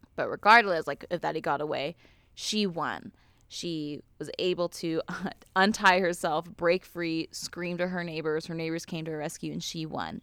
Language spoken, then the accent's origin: English; Ventura County, California, United States; I grew up in Ventura County